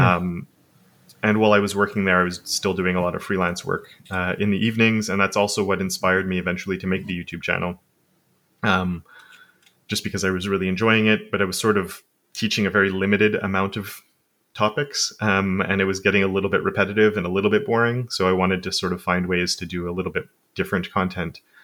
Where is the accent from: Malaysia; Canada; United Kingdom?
Canada; Montreal, Quebec; first language English; I've lived basically where I am my entire life.